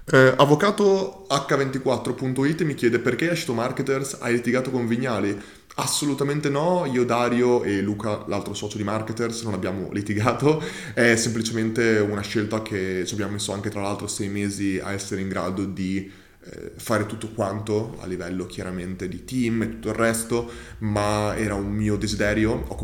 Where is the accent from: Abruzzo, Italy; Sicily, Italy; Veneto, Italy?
Sicily, Italy; Modica; Per i matrimoni, ad esempio, ho una, ru- ho una rubrica chiese, visto che sono di Modica e la città è famosa anche per le sue 100 chiese.